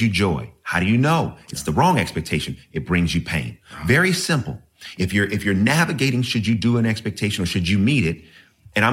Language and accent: English; Oakland, California, United States; I'm from Oakland, California. You know, in my church that I grew up in, Wings of Love, Maranatha Ministries in East Oakland